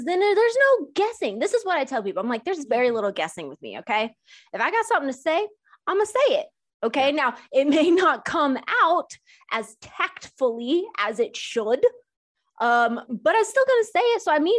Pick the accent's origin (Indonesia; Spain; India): India; I'm an Indian. Same, first gen.